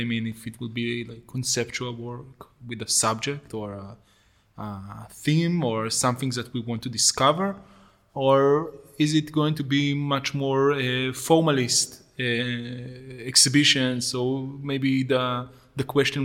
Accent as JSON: {"language": "English", "country": "Israel", "tie": "born or raised there", "also_born_or_lived": "Jerusalem", "said": "I grew up in a kibbutz, which is a kind of a socialist village between Jerusalem and Tel Aviv"}